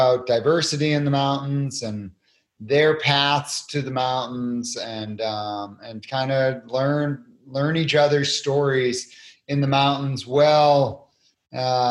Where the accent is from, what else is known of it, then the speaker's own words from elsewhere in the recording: Cape Cod, Massachusetts, United States; I was born and raised on Cape Cod, Massachusetts at 200 feet above sea level